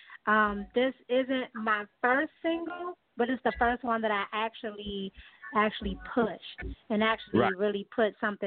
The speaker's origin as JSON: {"language": "English", "town": "Washington", "region": "District of Columbia", "country": "United States", "tie": "born or raised there", "said": "growing up in D.C., D.C.'s, very heavily musically inclined with go-go music"}